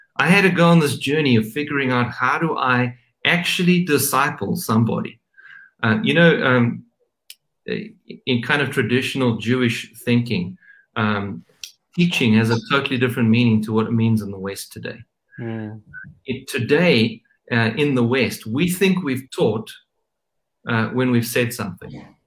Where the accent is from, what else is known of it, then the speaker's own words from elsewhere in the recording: South Africa; I'm South African